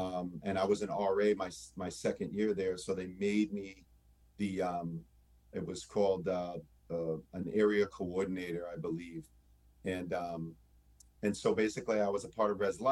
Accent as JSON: {"language": "English", "town": "Lowell", "region": "Massachusetts", "country": "United States", "tie": "born or raised there", "said": "I grew up in Lowell, Massachusetts"}